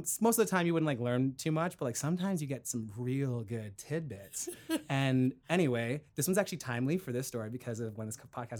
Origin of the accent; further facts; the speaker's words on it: Brampton, Ontario, Canada; I grew up in Brampton, Ontario.